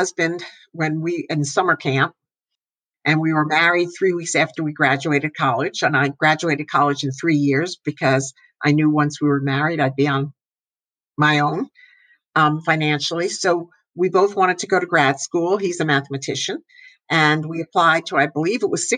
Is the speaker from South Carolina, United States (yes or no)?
no; northern New Jersey, United States; I grew up in New Jersey, northern New Jersey